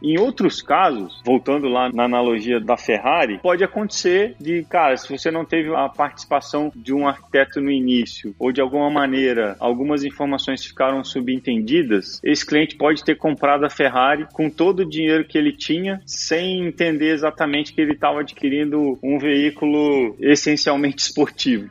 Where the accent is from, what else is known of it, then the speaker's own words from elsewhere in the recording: Brazil; como brasileiro, por origem